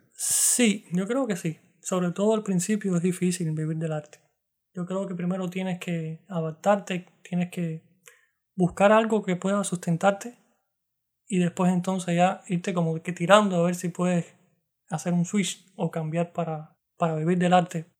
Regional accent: Cuba; moved away as an adult; un cubano tocando citar

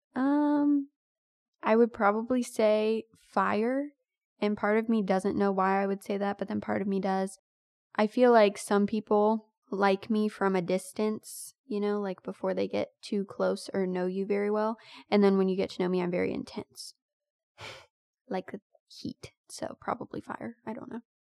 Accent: United States; I am American to the bone

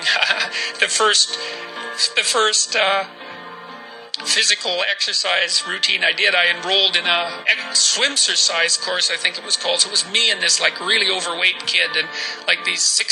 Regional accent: Fairview, Alberta, Canada; born or raised there; moved away

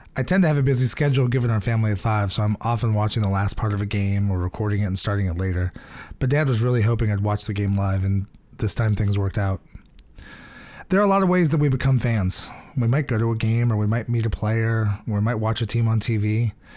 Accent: Iowa, United States; I grew up in Iowa

